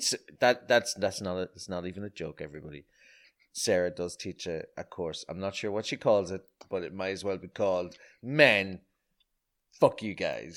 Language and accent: English; Ireland; I grew up in Ireland d-, during the, uh, the eighties and nineties